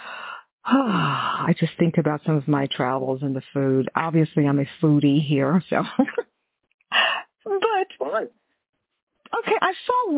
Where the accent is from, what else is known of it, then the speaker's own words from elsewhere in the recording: Houston, Texas, United States; I grew up in Houston, of course, you know, Texas